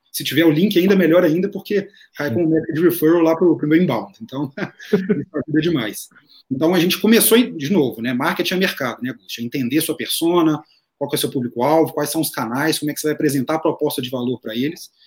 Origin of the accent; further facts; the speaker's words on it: Minas Gerais, Brazil; sou mineiro, publicitário, filho único